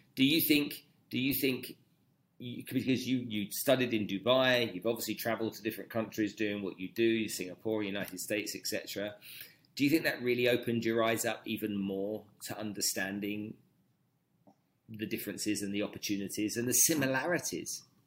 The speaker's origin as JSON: {"language": "English", "country": "Nigeria", "tie": "born or raised there", "also_born_or_lived": "London", "moved": "yes", "said": "I grew up in Nigeria"}